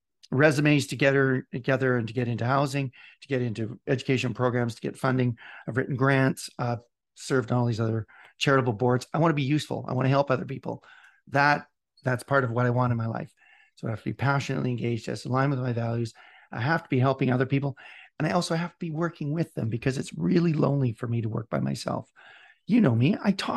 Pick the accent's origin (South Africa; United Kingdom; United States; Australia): United Kingdom; Scotland; I'm Scottish.